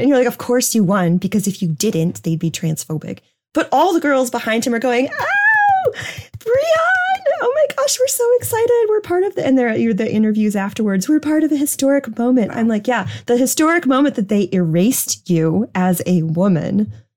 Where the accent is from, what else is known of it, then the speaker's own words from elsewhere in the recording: New Hampshire, United States; moved away; my home state, the granite state of New Hampshire